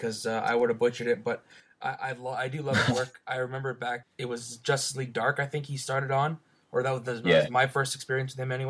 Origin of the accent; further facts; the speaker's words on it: Canada; I'm from Canada, not America.